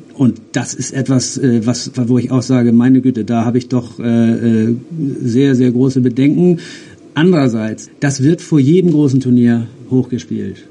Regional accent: Germany; wir jetzt als Deutsche

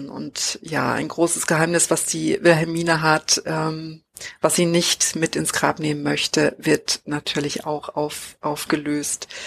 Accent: Saxony, Germany; born there; Ich bin ja gar nicht im Norden geboren, sondern in Sachsen

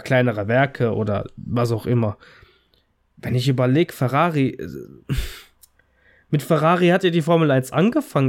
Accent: Italy; als Italiener

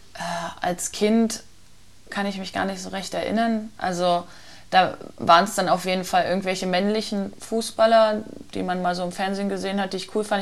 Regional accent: near Magdeburg, Saxony-Anhalt, Germany; moved away; ich komme ja aus der Nähe von Magdeburg

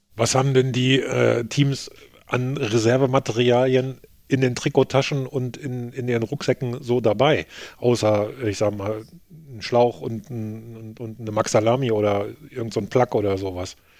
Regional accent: Germany; als Deutscher

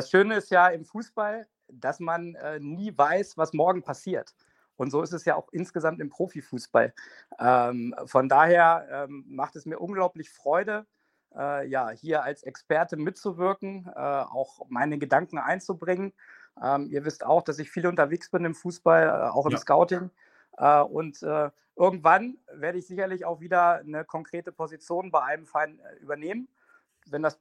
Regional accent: Hanover, Lower Saxony, Germany; Ich bin Hannoveraner, ich identifiziere mich mit der Stadt, mit der Region und auch mit Hannover 96.

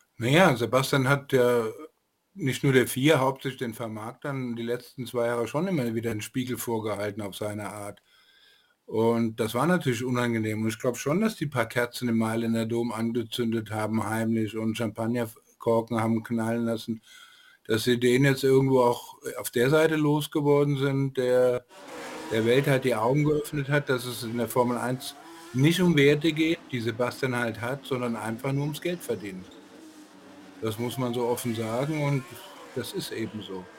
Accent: Frankfurt am Main, Hesse, Germany; als Frankfurter

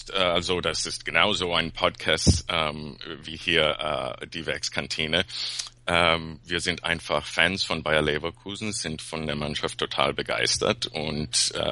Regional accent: Peru; now in Los Angeles, United States; Eigentlich Peruaner.

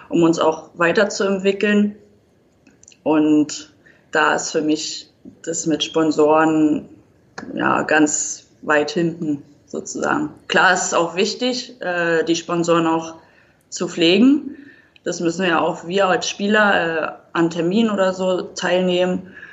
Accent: Berlin, Germany; born there; now in Wiesbaden, Germany; Also, so wirklich Hessen würde ich mich jetzt nicht äh, einschätzen. Also, für mich blutet immer noch Berlin. Da will ich auch wieder zurück.

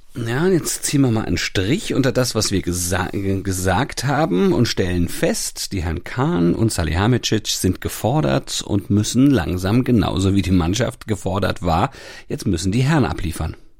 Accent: Hanau, Hesse, Germany; in meiner Heimat in Hanau

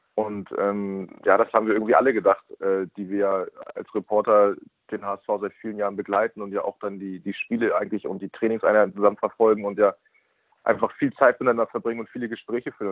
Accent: Braunschweig area, Lower Saxony, Germany; now in Hamburg, Germany; ich bin kein gebürtiger Braunstädter, sondern als Gitarraner, aber ähm, also als Gitarraner ist man dann halt Braunschweiger

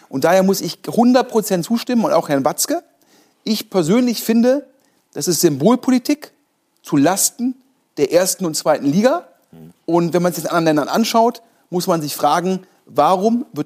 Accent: Düsseldorf, North Rhine-Westphalia, Germany; ich bin ja hier, ich bin Düsseldorfer, ich bin Fortuna-Fan

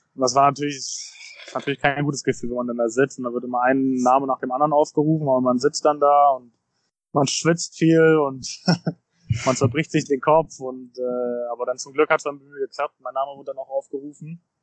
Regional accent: Berlin, Germany; moved away as an adult; also born or lived in United States; now in Cincinnati, United States; Berlin ist auch meine Heimat, ähm, mein, mein Kindheitsverein.

